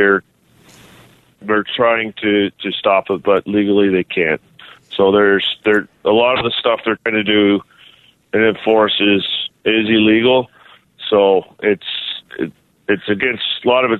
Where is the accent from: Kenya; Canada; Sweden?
Canada; as a Canadian